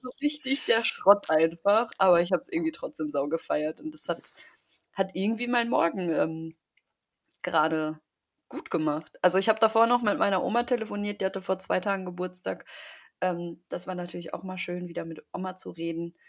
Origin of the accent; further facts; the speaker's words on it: Paderborn, North Rhine-Westphalia, Germany; bei uns in Paderborn